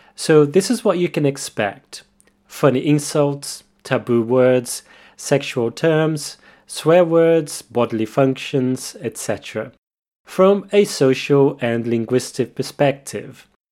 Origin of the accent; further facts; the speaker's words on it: Porto Alegre, Rio Grande do Sul, Brazil; moved away as an adult; also born or lived in England; I was born and raised in Porto Alegre, the capital of the Rio Grande do Sul state in the south of Brazil.